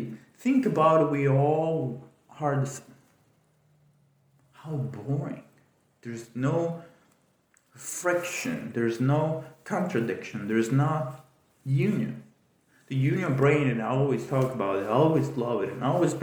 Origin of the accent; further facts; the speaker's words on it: Italy; moved away; I grew up in Italy